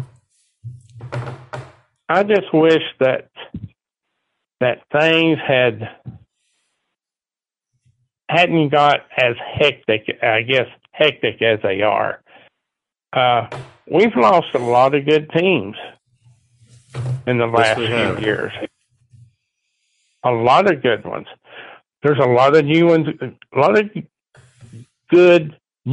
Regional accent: Fredericksburg, United States; I'm from Fredericksburg.

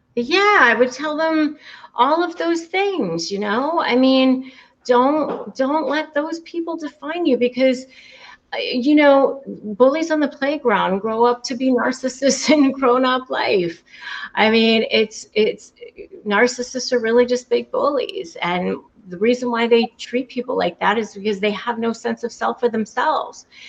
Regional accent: McLean, Virginia, United States; moved away as an adult; also born or lived in California; now in Florida, United States; I grew up in the Washington, D.C. area, Northern Virginia, McLean, Virginia

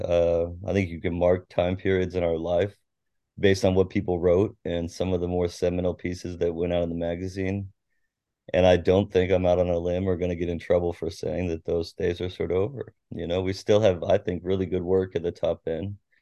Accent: Tacoma, Washington, United States; also born or lived in University Place; I grew up in Tacoma. I went to Curtis High School. I lived mostly in University Place when I was a kid

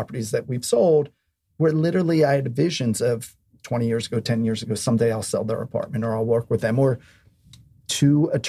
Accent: Philadelphia, Pennsylvania, United States; now in New York City, United States; I come from Philadelphia and I have a very strong base there.

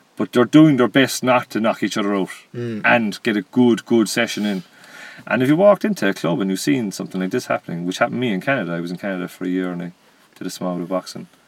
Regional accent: Ireland; as Irish nation, because all the parents gave us baitings growing up

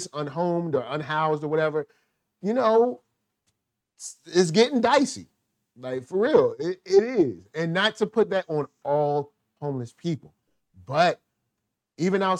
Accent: Richmond, Virginia, United States; I'm from Richmond, Virginia

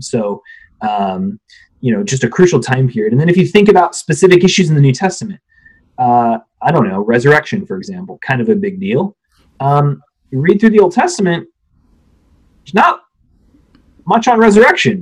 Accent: Phoenix, Arizona, United States; moved away; I grew up out west in Phoenix area, suburbs of Phoenix

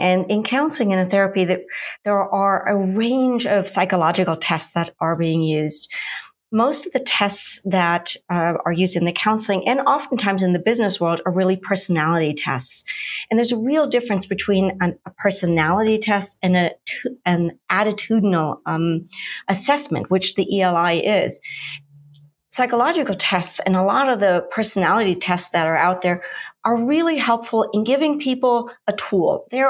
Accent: Munich, Bavaria, Germany; I'm originally from Munich, Germany, which most people know for the Oktoberfest. I've done many, many relocations.

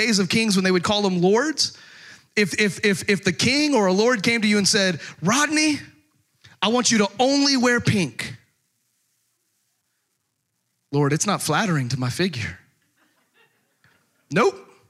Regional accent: Texas, United States; I grew up in Texas

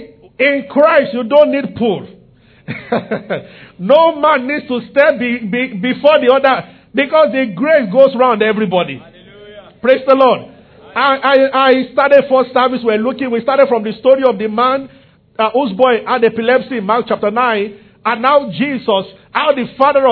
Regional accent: Nigeria; I'm from Yoruba tribe also, so.

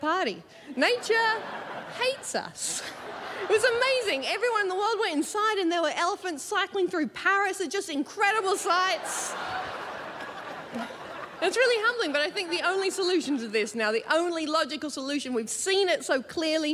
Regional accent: Australia; accent: Australian; now in London, United Kingdom; I'm not English. I am Australian. You can tell by my accent.

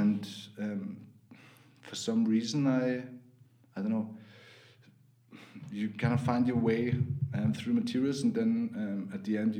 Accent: Vienna, Austria; born or raised there; English is a second language

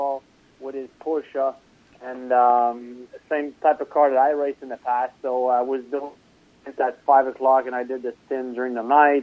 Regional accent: Trois-Rivières, Quebec, Canada; born or raised there

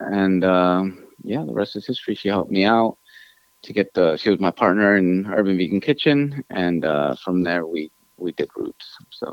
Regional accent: New York City, New York, United States; English is a second language; also born or lived in Ecuador; I was born here in New York City in Queens

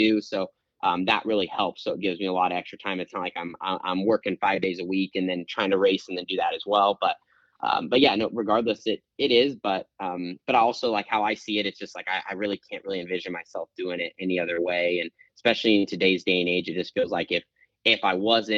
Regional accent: West Coast, United States; I'm from the West Coast

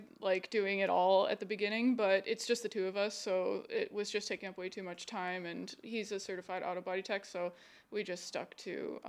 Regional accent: Stevensville, Ontario, Canada; I grew up in Stevensville, and I've just been here ever since.

